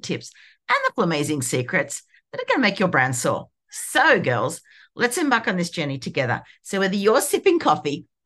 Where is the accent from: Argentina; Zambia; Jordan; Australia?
Australia; Sydney, New South Wales; I'm from Sydney, Australia, and I hang with my fabulous family